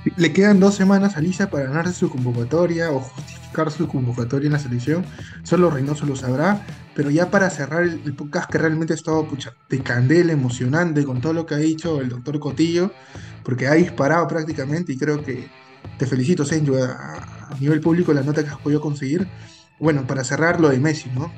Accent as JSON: {"language": "Spanish", "country": "Peru", "said": "somos los peruanos"}